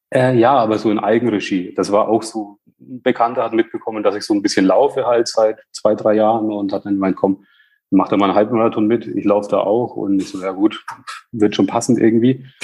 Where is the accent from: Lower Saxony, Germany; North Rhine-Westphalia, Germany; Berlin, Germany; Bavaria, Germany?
Bavaria, Germany; Bamberg; Also ich komme aus Bamberg